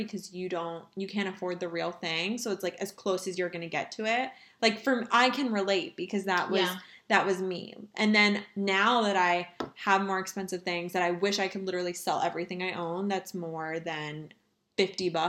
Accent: New Jersey, United States; I grew up in Jersey

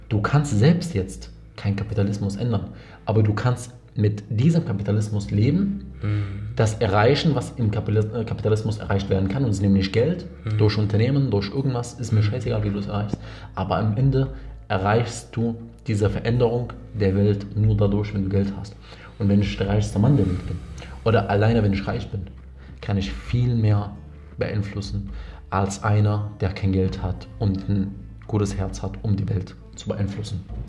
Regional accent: Damascus, Damascus Governorate, Syria; moved away; Ich komme ja ursprünglich aus Syrien, aus mhm. Damaskus

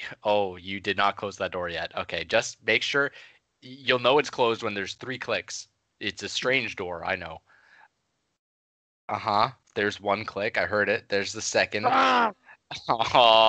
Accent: Canada; Though I was born and raised in Canada, as I'm sure you both know, you've done your research.

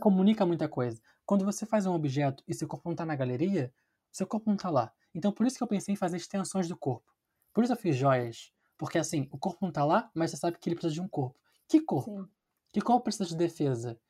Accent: Rio de Janeiro, Brazil; now in São Paulo, Brazil; eu sou carioca, e tive uma educação no Parque Laje

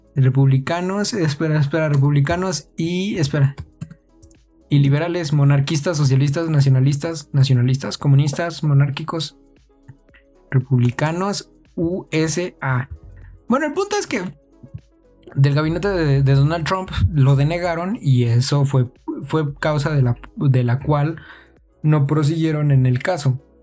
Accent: Mexico

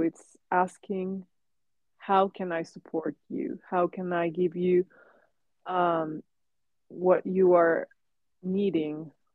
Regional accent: Mexico; English is a second language; moved away as an adult; now in Hong Kong; so it was the first time that I moved from Mexico. Um, and also it was a different language. I knew English English before

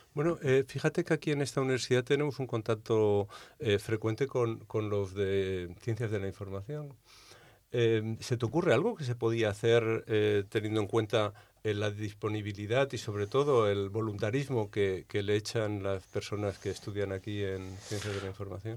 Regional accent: Balearic Islands, Spain; De mi tierra, de Baleares

